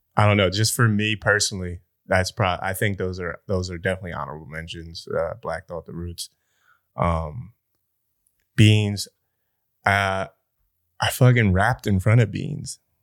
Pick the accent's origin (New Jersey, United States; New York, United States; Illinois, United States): New Jersey, United States; I'm South Jersey